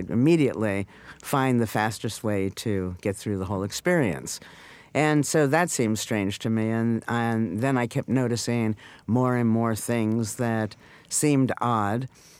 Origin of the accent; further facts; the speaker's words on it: New York, United States; New York.